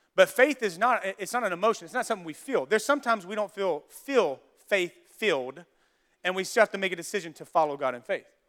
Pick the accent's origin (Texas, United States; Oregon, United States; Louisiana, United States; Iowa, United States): Louisiana, United States; I'm from Louisiana, from the South